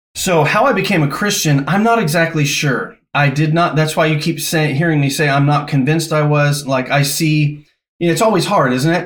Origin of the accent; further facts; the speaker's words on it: Los Angeles, California, United States; moved away as an adult; also born or lived in Newfoundland, Canada / Thunder Bay, Ontario, Canada / Louisville, Kentucky; I grew up in Southern California in Los Angeles